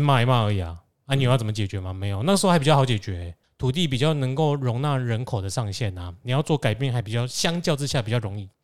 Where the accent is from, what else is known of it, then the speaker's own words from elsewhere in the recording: central Taiwan, Taiwan; 尤其是我们中部人